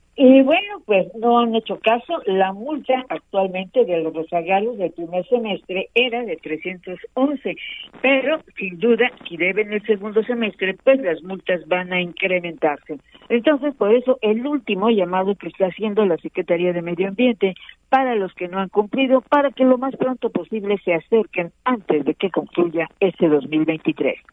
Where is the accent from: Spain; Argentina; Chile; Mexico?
Mexico; Puebla; cómo somos los poblanos